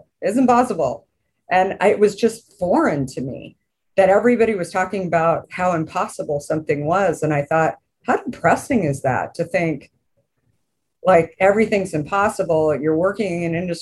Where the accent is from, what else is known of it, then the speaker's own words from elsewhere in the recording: Arizona, United States; growing up in Arizona